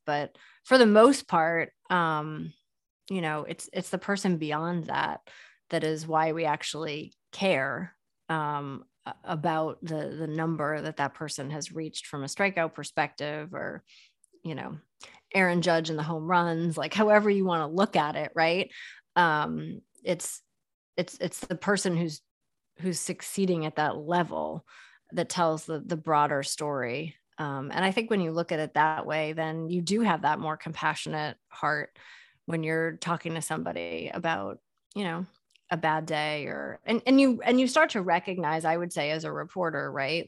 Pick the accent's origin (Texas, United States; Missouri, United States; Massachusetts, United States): Massachusetts, United States; Boston; moved away as an adult; also born or lived in New York / Philadelphia; I grew up in the Boston area